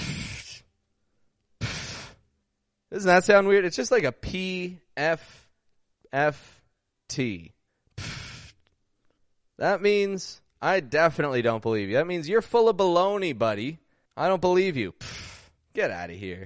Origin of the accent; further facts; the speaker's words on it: Toronto, Ontario, Canada; I'm from Toronto, Canada